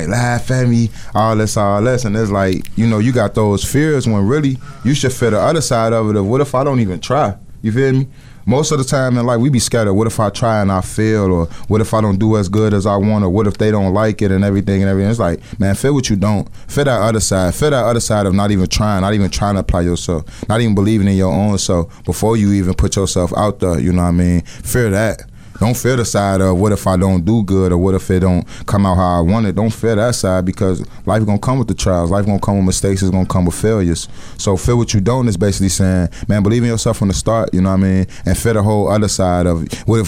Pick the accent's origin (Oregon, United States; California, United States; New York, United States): California, United States; Inglewood; I'm born and raised in Inglewood